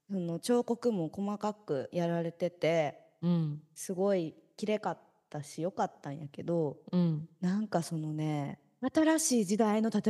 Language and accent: Japanese; Kansai, Japan; now in Tokyo, Japan